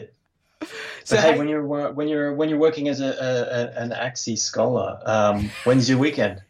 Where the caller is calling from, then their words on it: Australia; G'day, Matt. … from Australia.